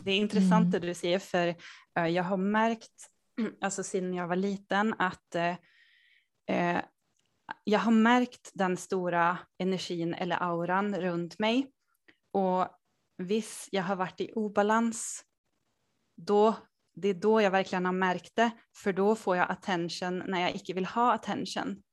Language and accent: Swedish; Sweden; also born or lived in Norway / Denmark; jag bor och kommer från Sverige. Eh, jag har finska föräldrar